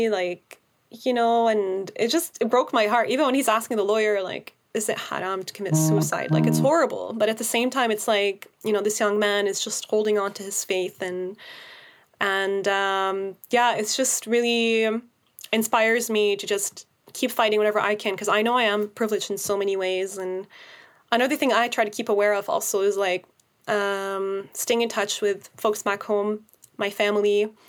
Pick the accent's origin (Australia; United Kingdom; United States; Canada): Canada; now it's hard to see it as a Canadian because this new law